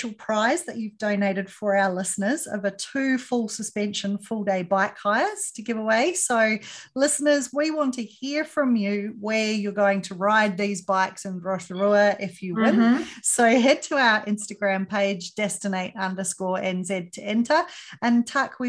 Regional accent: Australia; I'm Australian

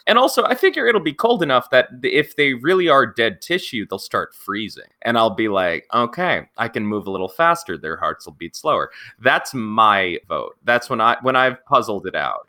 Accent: Pennsylvania, United States; also born or lived in Montana; I did a lot of my growing up in Pennsylvania, but I'm originally from Montana

